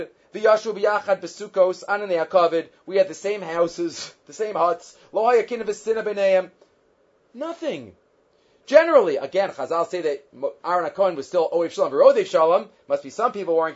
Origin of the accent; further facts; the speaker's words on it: United States; moved away; I grew up in the United States.